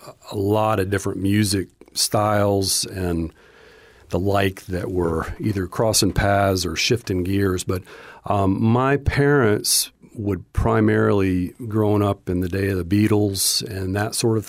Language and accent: English; Charlotte, North Carolina, United States; I would classify myself as growing up in Charlotte, North Carolina, mainly because we moved there when I was 12 and stayed there throughout the rest of my years before I moved.